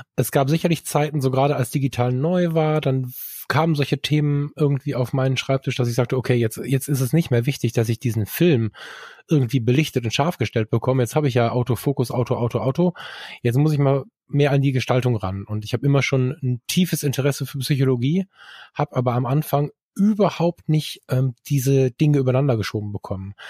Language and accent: German; Ruhr area, North Rhine-Westphalia, Germany; ich bin halb im Ruhrgebiet aufgewachsen